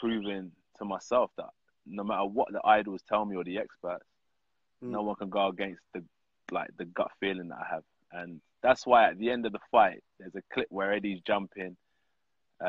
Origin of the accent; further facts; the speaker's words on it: United Kingdom; as a British heavyweight fighter